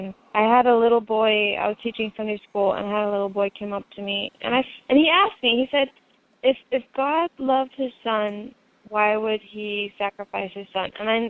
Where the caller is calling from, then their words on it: Moscow, Idaho, United States; I'm calling out from Moscow, Idaho.